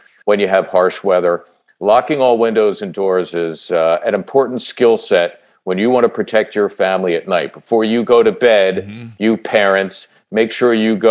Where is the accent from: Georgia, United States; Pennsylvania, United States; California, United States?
Pennsylvania, United States; Philadelphia; as a kid growing up in Northeast Philly